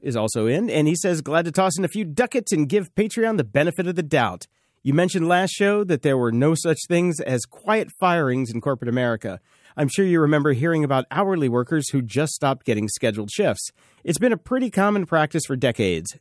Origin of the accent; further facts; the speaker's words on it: the South, United States; I grew up in the South